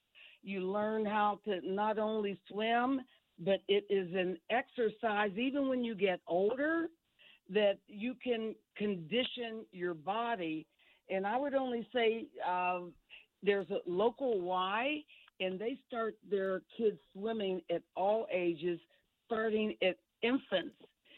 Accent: Pittsburgh, Pennsylvania, United States; now in New Jersey, United States; I am originally from Pittsburgh area

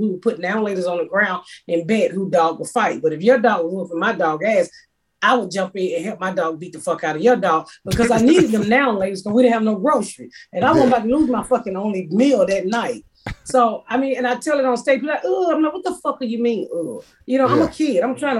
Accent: the South, United States; I'm from the South, and that's what we did.

